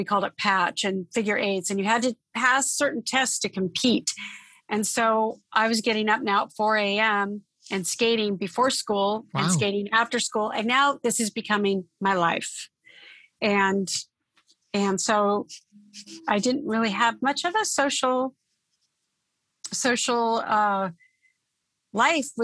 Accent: Torrance, California, United States; also born or lived in Oakland, California; I grew up in the South Bay area of California. So I'm a Southern California girl. And I was born in Oakland, California, but moved when I was a baby to the Torrance area and South Bay area.

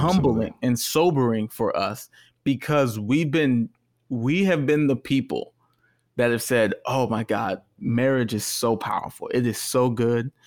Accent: Texas, United States; now in California, United States; the culture I came from is a straight culture and I'm from Texas

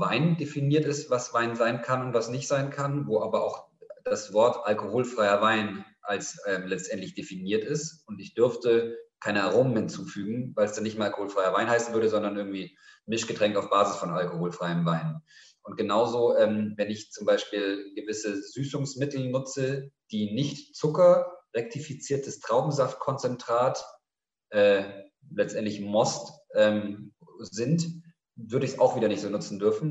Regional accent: Munich, Bavaria, Germany; also born or lived in Cairo; now in Berlin, Germany; Ich bin in München aufgewachsen

